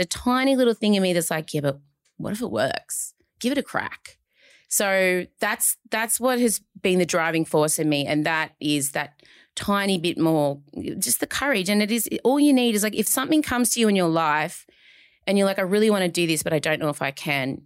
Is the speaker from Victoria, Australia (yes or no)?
yes; Melbourne, Victoria, Australia; I'm from Melbourne